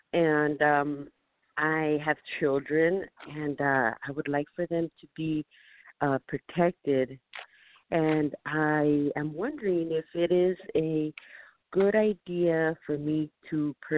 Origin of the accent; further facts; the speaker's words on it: California, United States; from California.